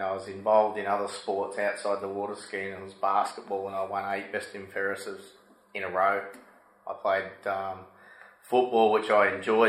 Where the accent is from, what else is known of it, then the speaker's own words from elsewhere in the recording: Gol Gol, New South Wales, Australia; growing up on the Murray River at Golgol